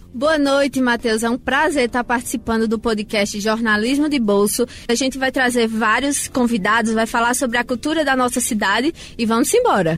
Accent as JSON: {"language": "Portuguese", "town": "Garanhuns", "region": "Pernambuco", "country": "Brazil", "said": "aqui em Garanhuns a gente tem uma grande raiz do povo preto, né? A gente conta com quilombos aqui na nossa cidade"}